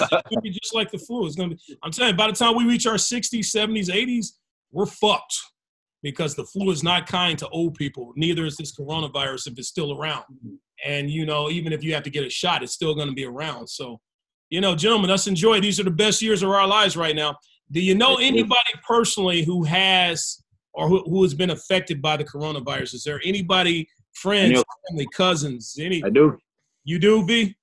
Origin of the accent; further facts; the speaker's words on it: United States; I'm American, but I'm I'm African American, but I'm American.